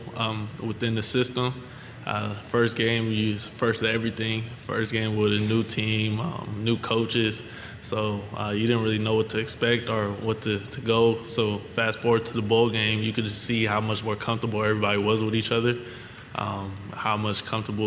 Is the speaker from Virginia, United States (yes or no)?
no; California, United States; moved away as an adult; now in Louisiana, United States; I'm from California, I'm from the West Coast